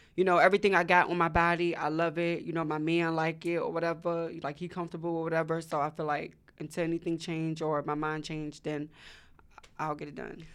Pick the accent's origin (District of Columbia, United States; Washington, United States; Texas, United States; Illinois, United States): District of Columbia, United States; Washington; now in Atlanta, United States; I also wanna go back to my hometown, to the D M V